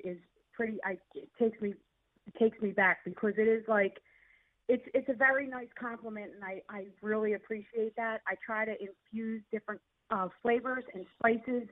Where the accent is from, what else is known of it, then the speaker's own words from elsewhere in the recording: Philadelphia, Pennsylvania, United States; accent: South Philly; my South Philly accent